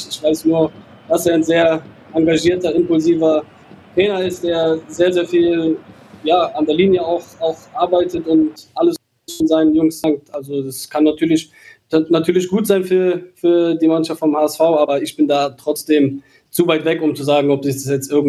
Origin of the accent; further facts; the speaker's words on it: Cologne, North Rhine-Westphalia, Germany; natürlich bin ich in der Stadt Köln groß geworden, ich bin dort geboren, ich habe dort in der, von der Jugend an bis zu den Profis gespielt